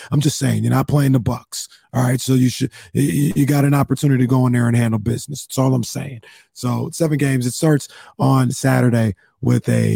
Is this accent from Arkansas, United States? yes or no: no; Sacramento, California, United States; I am from Sacramento, California